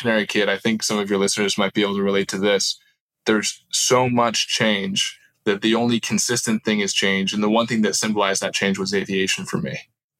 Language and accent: English; Istanbul, Turkey; also born or lived in Wrightwood, United States; now in United States; I was born in the Sierra Mountains above Orange County, so Wrightwood, overlooking Mojave, Palmdale area, and moved to Istanbul, Turkey when I was two. I remember climbing over my parents' lap when I was 2.5 and seeing the sunset over Istanbul for the first time.